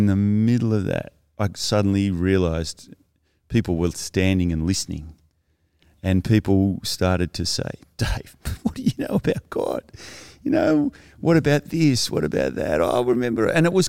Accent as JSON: {"language": "English", "region": "South West England", "country": "United Kingdom", "tie": "born or raised there", "said": "But as you inferred, I grew up in Cornwall, and obviously where you're born is where you formed. And I loved the beach."}